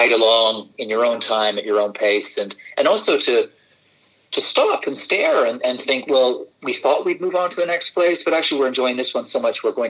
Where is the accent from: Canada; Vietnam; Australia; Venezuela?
Canada; moved away; also born or lived in Scotland / Edinburgh / Brazil / Buenos Aires, Argentina; I was brought up in Canada, so I was born in Scotland